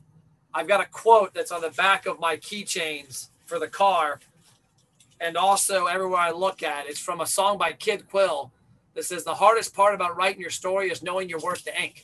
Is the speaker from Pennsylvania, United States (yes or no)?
no; Kentucky, United States; I'm from Kentucky.